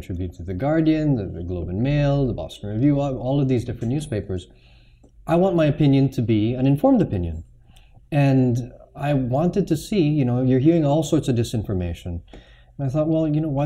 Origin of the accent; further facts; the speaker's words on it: Makati, Metro Manila, Philippines; I grew up in Forbes Park